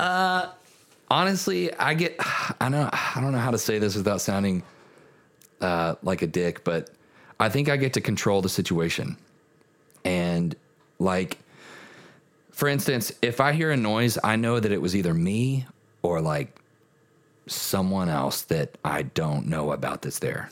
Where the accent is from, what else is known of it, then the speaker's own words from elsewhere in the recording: Kentucky, United States; now in Nashville, United States; growing up in Kentucky